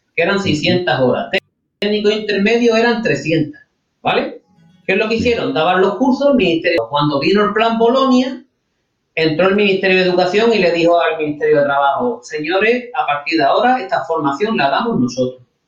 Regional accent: Spain

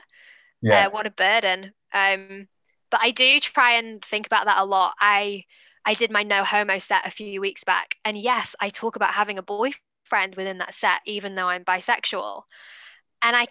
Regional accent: England, United Kingdom; accent: posh British / English accent; now in Auckland, New Zealand; No part of my DNA is English.

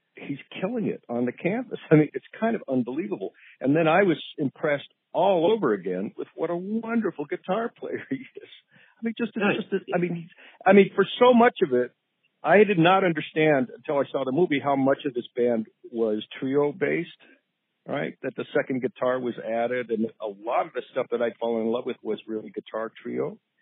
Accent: Boulder, Colorado, United States; I grew up in Boulder, Colorado

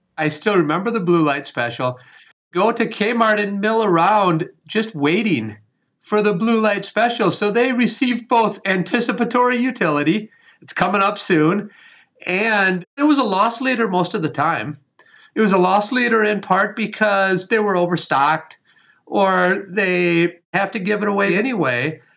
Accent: Wisconsin, United States; I was raised in Wisconsin

